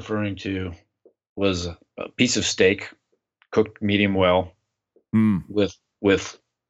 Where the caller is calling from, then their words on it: Klamath Falls, Oregon, United States; I'm calling in from Klamath Falls, Oregon, which is in the south part of Oregon.